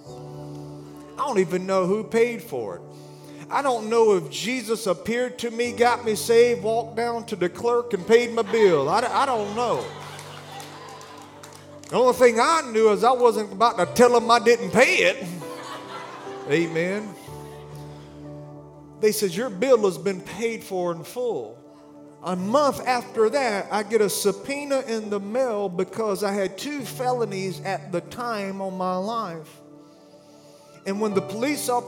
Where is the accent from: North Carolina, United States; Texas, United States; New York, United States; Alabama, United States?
Alabama, United States; I'm from Alabama